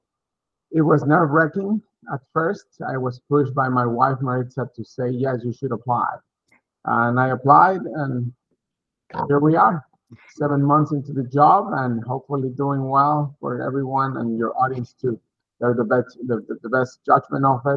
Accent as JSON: {"language": "English", "country": "Mexico", "tie": "born or raised there", "also_born_or_lived": "Texas, United States", "moved": "as an adult", "lives_now": "Massachusetts, United States", "said": "originally from Mexico, I grew up in Mexico, started my bachelor's degree there, finished my bachelor's degree in economics at Monterey Tech, Mexico"}